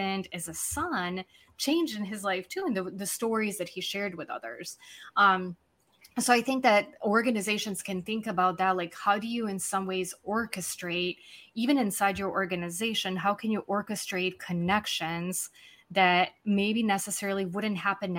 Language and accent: English; Serbia; English is a second language; also born or lived in London / United States; now in Buenos Aires, Argentina; I sit in Buenos Aires, Argentina. I'm originally from Serbia. I spend time living in London, a few places in the US.